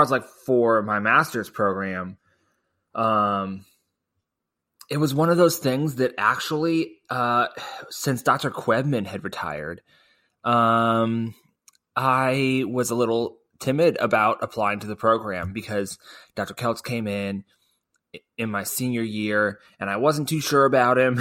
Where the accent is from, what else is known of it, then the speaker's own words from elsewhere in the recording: Springfield, Missouri, United States; I was from Springfield